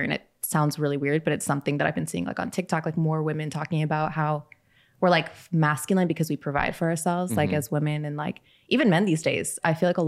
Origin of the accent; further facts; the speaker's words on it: Bar Harbor, Maine, United States; now in Dallas, United States; I grew up in Maine, but like I grew up enough in Dallas. Like I still live there